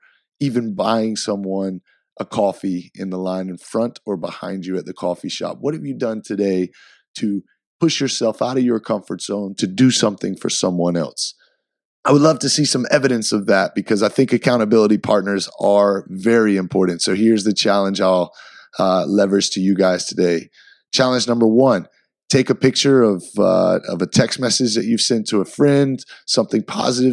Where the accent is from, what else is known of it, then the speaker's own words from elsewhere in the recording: Easley, South Carolina, United States; I grew up 15 minutes outside of Clemson in a little town called Easley, South Carolina